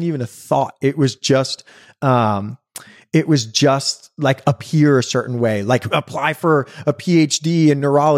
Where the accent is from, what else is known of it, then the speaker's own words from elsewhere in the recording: Brooklyn, New York, United States; We grew up on the garden apartment of a brownstone in Fort Greene, which means like the first floor.